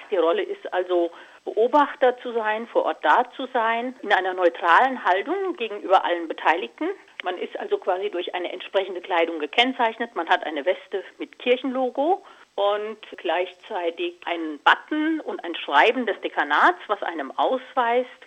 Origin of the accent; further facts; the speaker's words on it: Hesse, Germany; Also ich bin hier sehr naturverbunden im Vogelsberg aufgewachsen